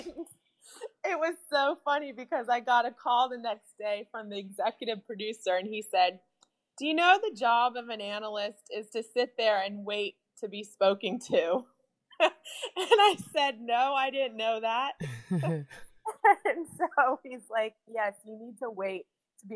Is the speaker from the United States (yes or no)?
yes; United States; I am from America